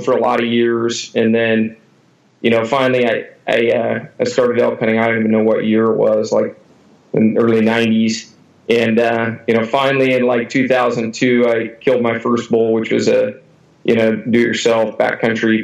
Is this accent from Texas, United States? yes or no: no; Eatonville, Washington, United States; I grew up in Eatonville, Washington, which is right at the foot of Mount Rainier on the southwest corner.